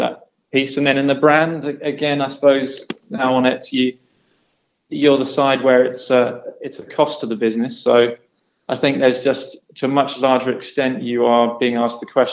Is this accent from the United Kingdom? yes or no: yes; England, United Kingdom; I'm English